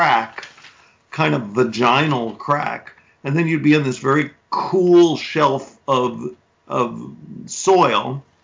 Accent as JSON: {"language": "English", "town": "New York City", "region": "New York", "country": "United States", "tie": "born or raised there", "said": "I grew up in Manhattan, in the very northernmost neighborhood in Manhattan, in Inwood"}